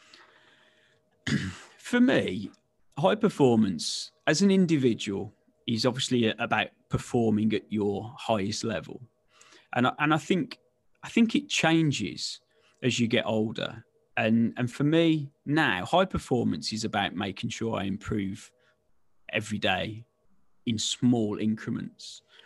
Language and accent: English; West Midlands, United Kingdom; I'm born and bred in the West Midlands, as you can probably tell from the dulcet tones